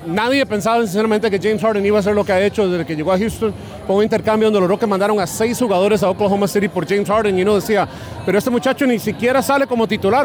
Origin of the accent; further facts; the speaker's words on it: Costa Rica; moved away; yo crecí en Costa Rica